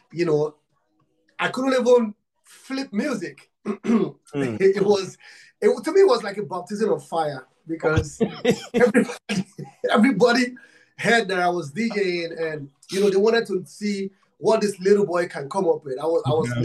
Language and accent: English; Nigeria; I'm from Africa, Nigeria. I'm from Nigeria